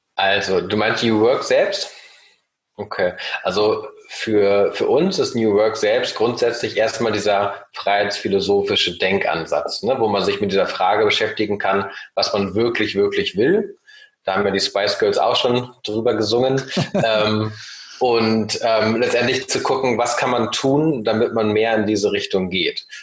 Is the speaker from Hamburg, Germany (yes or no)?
yes; Hamburg, Germany; also born or lived in Norway; ich bin aufgewachsen sowohl im wunderschönen Oldenburg in Norwegen und dann ab dem achten Lebensjahr in Hamburg